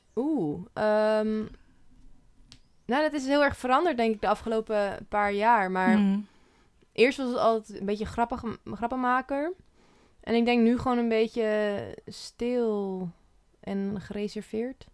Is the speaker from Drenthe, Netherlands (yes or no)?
no; Almere, Flevoland, Netherlands; now in Utrecht, Netherlands; ik kom uit Almere.